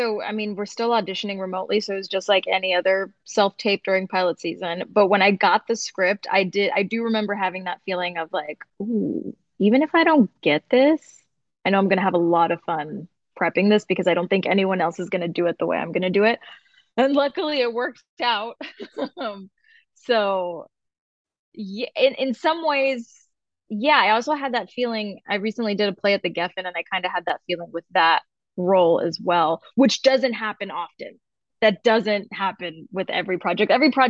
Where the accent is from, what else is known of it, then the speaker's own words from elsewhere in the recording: Tucson, Arizona, United States; also born or lived in Highland Park / Orange County; I was born in Highland Park, you know, grew up pretty broke, but we moved around a lot. So I also spent a lot of time in Orange County. And then I finished high school in Tucson, Arizona. So I'm the princess of the Southwest.